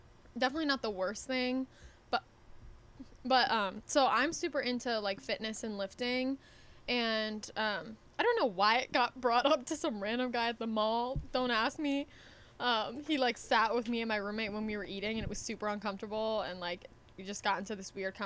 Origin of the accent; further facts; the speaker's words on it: Connecticut, United States; we are from Connecticut